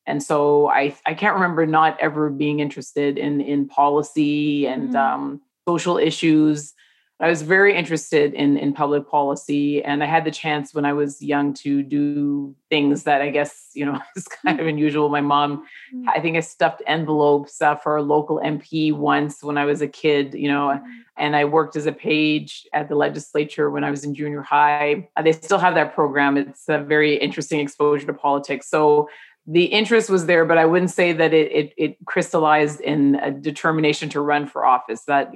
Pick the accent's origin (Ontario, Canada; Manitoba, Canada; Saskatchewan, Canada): Ontario, Canada; Toronto; I was born in Toronto